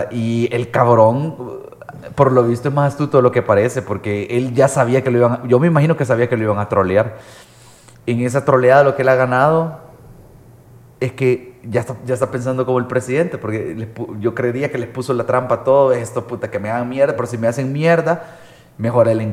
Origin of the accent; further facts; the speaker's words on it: El Salvador; Estoy siendo salvadoreño